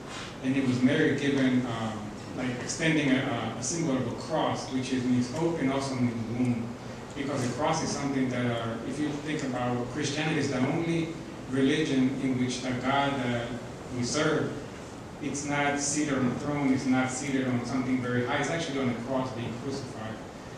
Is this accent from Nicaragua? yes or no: yes; Nicaragua; now in United States; When we migrated here to the United States in 1986, we came from Nicaragua because of the Civil War, because of Sandinistas and Las Juntas.